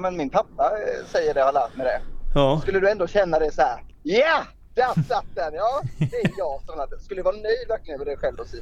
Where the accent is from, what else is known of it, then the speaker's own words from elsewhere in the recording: Småland, Sweden; jag kommer från en jätteliten ort mitt i Småland egentligen